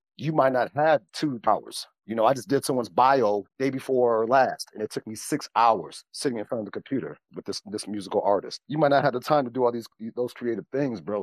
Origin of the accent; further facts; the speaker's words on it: Chicago, Illinois, United States; I was born and raised in Chicago.